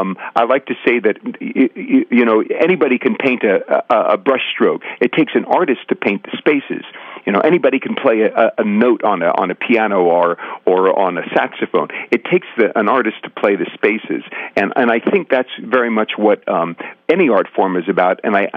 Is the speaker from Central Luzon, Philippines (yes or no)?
yes; Central Luzon, Philippines; I was raised in the Methodist Church, actually, but I was raised overseas. My father worked for the Navy, so we had on the base in Subic Bay in the Philippines, we had a Catholic church and we had a Protestant church.